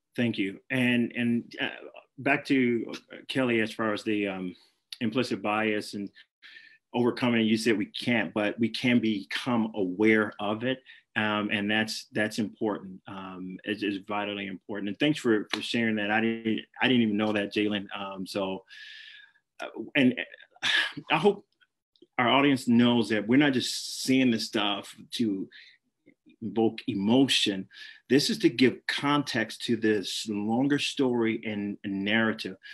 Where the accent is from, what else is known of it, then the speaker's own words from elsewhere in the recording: Flint, Michigan, United States; my hometown, Flint